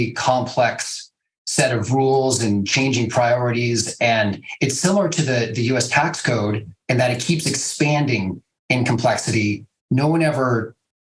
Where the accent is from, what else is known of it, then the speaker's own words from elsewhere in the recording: Cupertino, California, United States; moved away as an adult; also born or lived in Hungary; now in Portland, United States; I'm an immigration lawyer who grew up in a really diverse environment in Cupertino, California